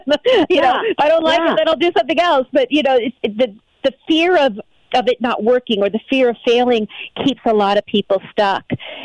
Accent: Pasadena, California, United States; I come from Southern California, Pasadena, L.A. area, and my experience here has been the people are happier.

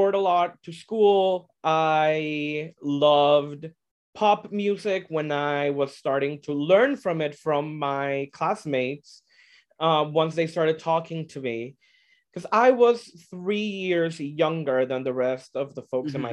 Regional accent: El Salvador; English is a second language; moved away as an adult; now in United States; I'm born and raised in El Salvador, Central America. I moved to the States when I was 20

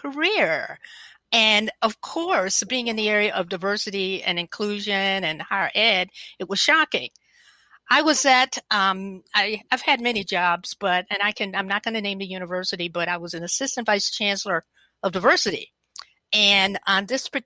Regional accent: the South, United States; I'm a Southerner

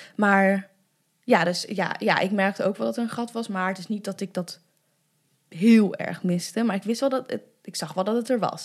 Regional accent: Arnhem, Gelderland, Netherlands; also born or lived in China; ik ben in Arnhem opgegroeid

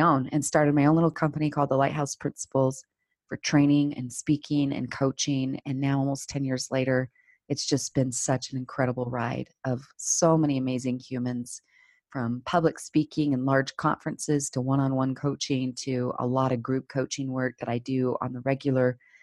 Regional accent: Salt Lake City, Utah, United States; I grew up here in Salt Lake City, Utah, where I'm still based

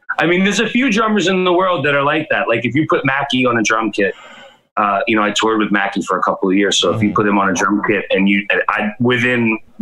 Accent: New York City, New York, United States; I'm from Brooklyn

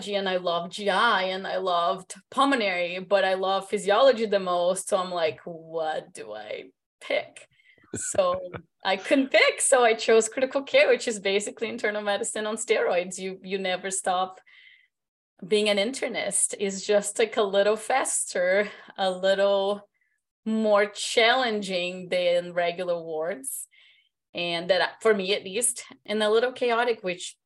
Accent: Brazil; moved away as an adult; also born or lived in Miami, United States; now in United States; I'm originally from Brazil.

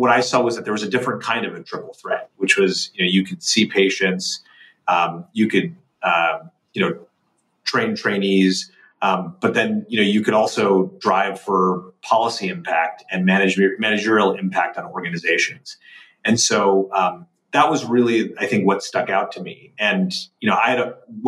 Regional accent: Northern New Jersey, United States; I grew up in Northern New Jersey

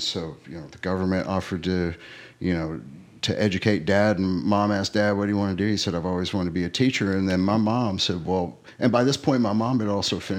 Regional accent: Northeast Arkansas, United States; also born or lived in Alaska; we grew up in Northeast Arkansas, and it's rural agriculture, very similar to where we're at here.

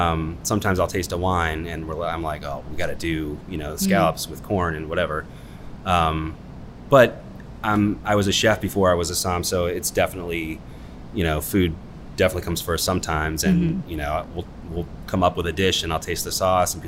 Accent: Sugarland Run, Virginia, United States; We grew up in Sugarland Run

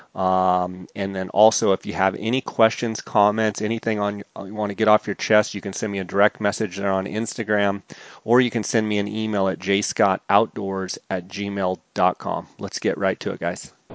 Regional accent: Arizona, United States; based right out of Flagstaff, Arizona, in my home state

